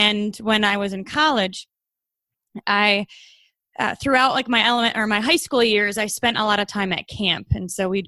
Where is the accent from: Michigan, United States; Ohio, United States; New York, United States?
Michigan, United States; Troy; I was born and raised in Troy, Michigan, which is right outside Detroit.